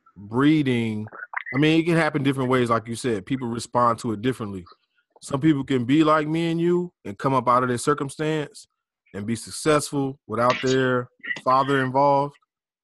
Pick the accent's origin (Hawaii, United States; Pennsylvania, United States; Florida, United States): Florida, United States; Pensacola; Especially, I know, growing up in Pensacola.